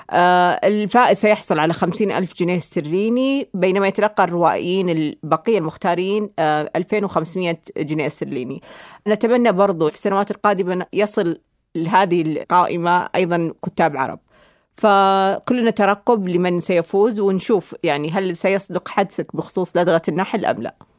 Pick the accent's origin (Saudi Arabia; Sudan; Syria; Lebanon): Saudi Arabia; لنا كسعوديين